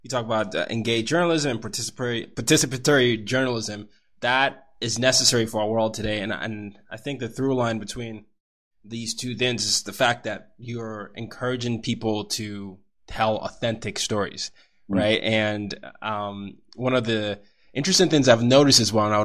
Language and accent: English; Nigeria; I come from a culture. I'm Nigerian